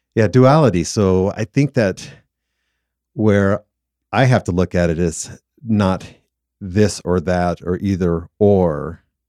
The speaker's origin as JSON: {"language": "English", "region": "Southern California", "country": "United States", "tie": "born or raised there", "moved": "yes", "lives_now": "Utah, United States", "said": "growing up in Southern California, I love two seasons"}